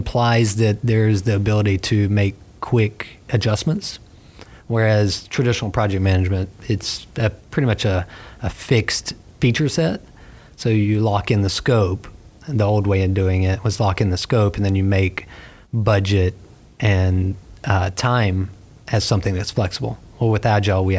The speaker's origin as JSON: {"language": "English", "area": "near Beaumont, Port Arthur", "region": "Southeast Texas", "country": "United States", "tie": "born or raised there", "also_born_or_lived": "Tallahassee", "moved": "as an adult", "lives_now": "Gainesville, United States", "said": "born and raised in Southeast Texas"}